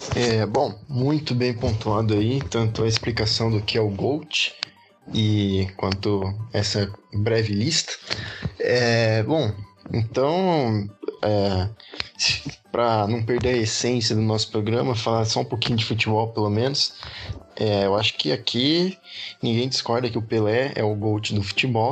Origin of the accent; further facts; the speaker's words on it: Brazil; como brasileiro